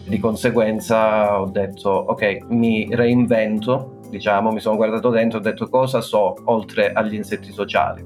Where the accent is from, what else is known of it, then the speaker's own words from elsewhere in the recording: Calabria, Italy; moved away as an adult; also born or lived in Bologna / Florence; now in Copenhagen, Denmark; Sono calabrese. Quindi sì, diciamo che io già a 18 anni sono andato via da Calabria